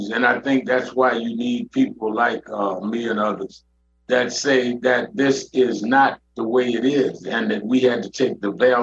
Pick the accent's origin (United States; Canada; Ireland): United States; New York City, New York; I was born and raised in Brooklyn, New York